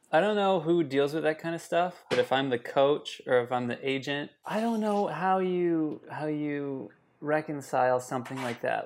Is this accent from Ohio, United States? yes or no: no; Minnesota, United States; I grew up in Minnesota